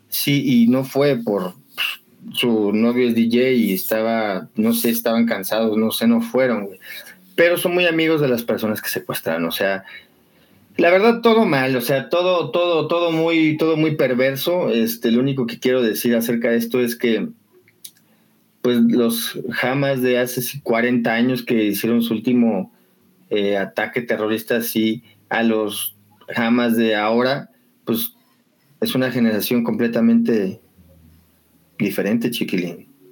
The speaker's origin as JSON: {"language": "Spanish", "area": "Xochimilco", "region": "Mexico City", "country": "Mexico", "said": "yo soy de aquí de Sochi"}